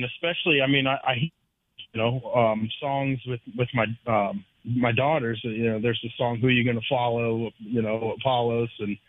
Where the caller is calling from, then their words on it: Jacksonville, United States; I'm calling from Jacksonville, brother.